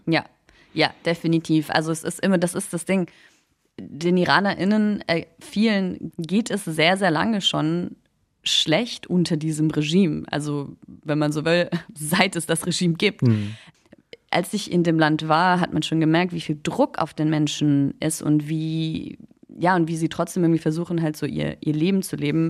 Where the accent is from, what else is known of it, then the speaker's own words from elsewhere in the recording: Munich, Bavaria, Germany; Ich bin in München geboren, ich bin in Deutschland aufgewachsen, ich bin dann zur Schule gegangen